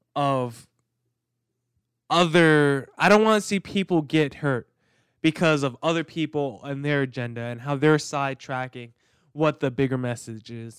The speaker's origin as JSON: {"language": "English", "region": "New Jersey", "country": "United States", "tie": "born or raised there", "said": "I grew up in New Jersey. I grew up in the suburbs"}